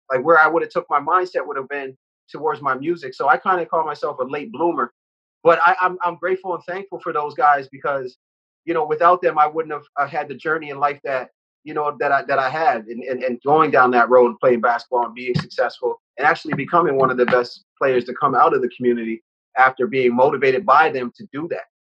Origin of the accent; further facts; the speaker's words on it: Halifax, Nova Scotia, Canada; now in Toronto, Canada; I have nothing but beautiful, fond memories um, of living and growing up on the East Coast